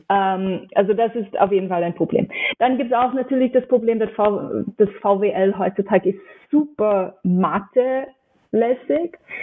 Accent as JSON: {"language": "German", "town": "New York City", "region": "New York", "country": "United States", "tie": "born or raised there", "also_born_or_lived": "Pennsylvania", "second_language": "German", "moved": "as an adult", "lives_now": "Austria", "said": "Ich bin in New York aufgewachsen"}